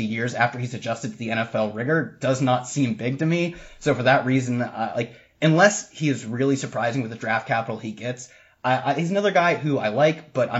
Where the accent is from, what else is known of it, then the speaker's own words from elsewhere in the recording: Ohio, United States; these are both schools from my home state. I drive by them on ways to bigger schools all the time. on ways to go, if I go to Ohio State